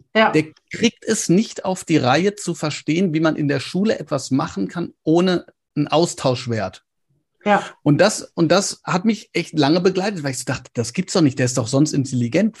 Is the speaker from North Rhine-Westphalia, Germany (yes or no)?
yes; Ruhr area, North Rhine-Westphalia, Germany